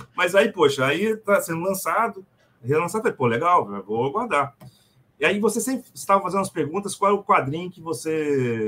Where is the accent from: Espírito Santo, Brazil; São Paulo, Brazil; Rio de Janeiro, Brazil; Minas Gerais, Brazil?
Espírito Santo, Brazil; Vitória; Eu sou do Espírito Santo, sou de Vitória. Sou capixaba.